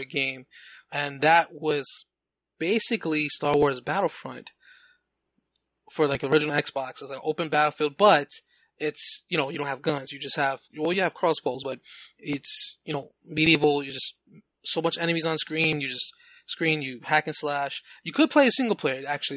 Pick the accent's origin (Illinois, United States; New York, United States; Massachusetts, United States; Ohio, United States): New York, United States; New York City; I grew up in the Bronx, New York, you know, for like 20 years